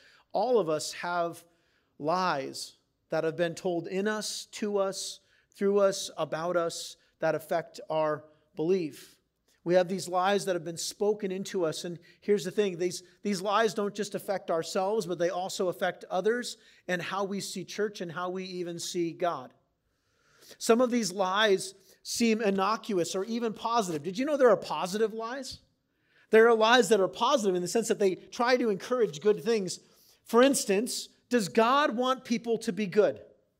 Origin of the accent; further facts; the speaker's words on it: San Diego, California, United States; also born or lived in Wisconsin / Maine; I grew up in San Diego for 2 years, moved to Wisconsin for 2 years, came back to San Diego, then moved to Maine for 2 years, then came back to San Diego.